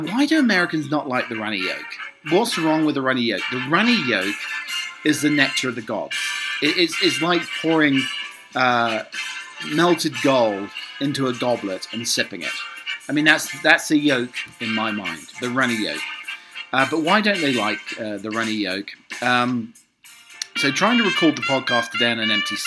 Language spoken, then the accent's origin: English; United Kingdom; I'm a British butler.